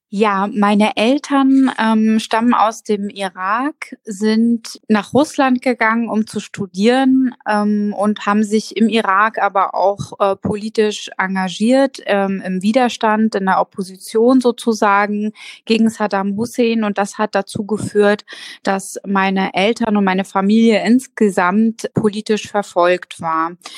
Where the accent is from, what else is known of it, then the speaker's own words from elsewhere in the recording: Mecklenburg-Vorpommern, Germany; als Kind in Mecklenburg-Vorpommern anzukommen